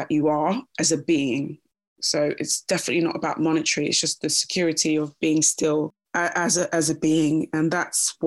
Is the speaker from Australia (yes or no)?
no; London, United Kingdom; also born or lived in Kingston upon Thames; I was born there and raised there until I was about 8 years old. And then I moved to Roehampton, pretty much spent time in Roehampton